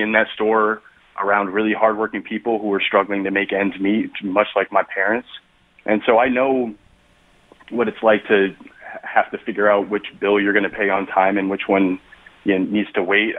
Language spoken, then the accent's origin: English; New Haven, Connecticut, United States; I grew up in New Haven, where I still live with my husband